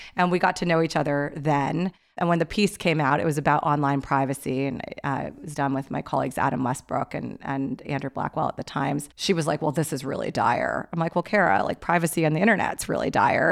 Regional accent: Pakistan; I'm Pakistani

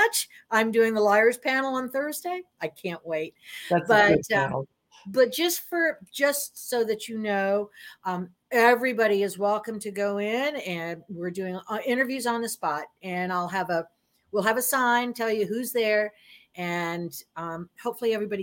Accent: Florida, United States; I'm from Florida

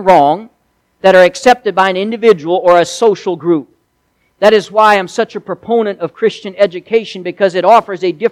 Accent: United States; I am proud to be an American

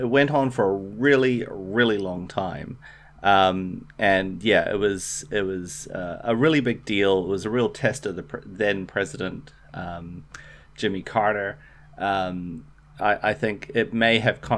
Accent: New Zealand; as a New Zealander

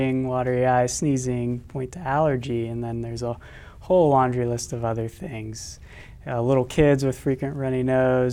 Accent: West Virginia, United States; moved away as an adult; also born or lived in Vermont; now in Sioux Falls, United States; I'm originally from West Virginia, where I went to medical school

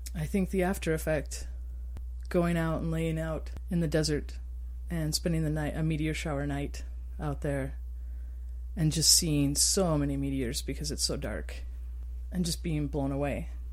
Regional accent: Star Valley, Wyoming, United States; also born or lived in Utah; now in Moab, United States; growing up in Wyoming and under dark skies. I grew up in a place called Star Valley.

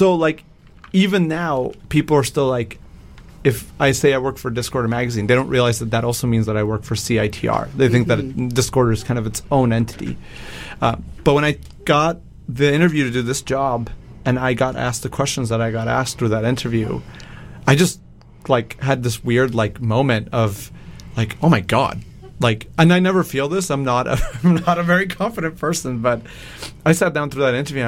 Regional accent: Mexico; moved away; I grew up in Mexico

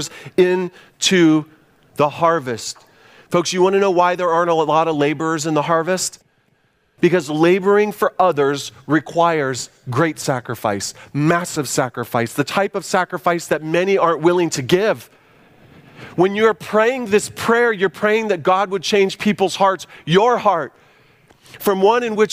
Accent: United States; as American Christians

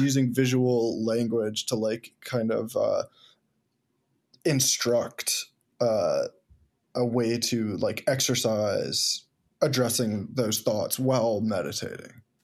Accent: the Berkshires, Massachusetts, United States; moved away; also born or lived in Ithaca; I was born in the Berkshires and, um, go back often 'cause my family's there

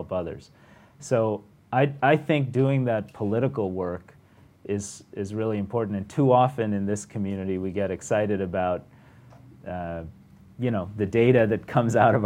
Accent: Detroit, Michigan, United States; I grew up around Detroit

